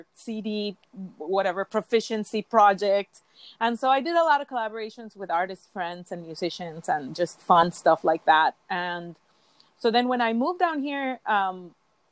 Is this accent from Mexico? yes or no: yes; Mexico City, Mexico; moved away as an adult; I was born and raised in Mexico City